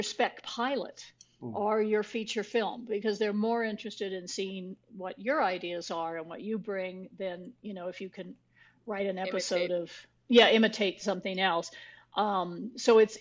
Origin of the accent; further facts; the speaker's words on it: New Mexico, United States; I grew up in New Mexico